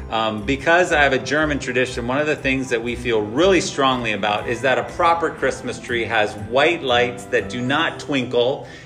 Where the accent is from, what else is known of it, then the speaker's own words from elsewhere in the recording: Indonesia; as I grew up in Indonesia as a missionary kid, um, I went to actually live in the dorm from first grade.